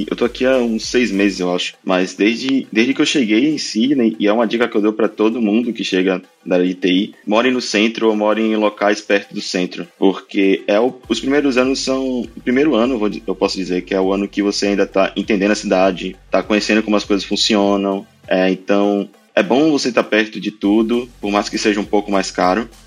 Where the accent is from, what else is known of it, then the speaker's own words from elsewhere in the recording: Salvador, Bahia, Brazil; now in Cronulla, Australia; Eu vim de Salvador, né? Tipo, praia pra mim era qualquer lugar que eu fosse. E agora viemos pra cá e tá, tá muito bem.